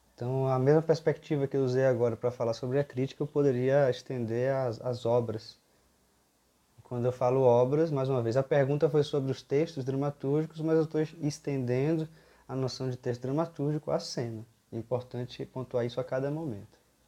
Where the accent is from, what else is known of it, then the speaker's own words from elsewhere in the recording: Bahia, Brazil; eu venho da Bahia